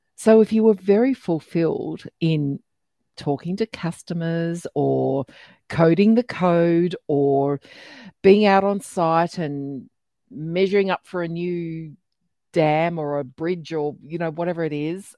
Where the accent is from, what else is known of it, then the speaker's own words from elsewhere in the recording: Australia; accent: really Australian; my really Australian accent